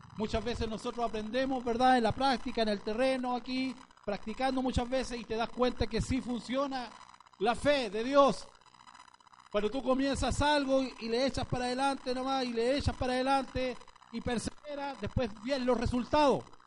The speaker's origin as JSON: {"language": "Spanish", "country": "Chile", "said": "nosotros como chilenos"}